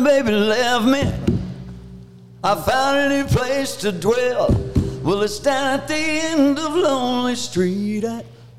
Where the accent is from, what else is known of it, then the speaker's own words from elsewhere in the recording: Paducah, Kentucky, United States; I was born and raised in Paducah.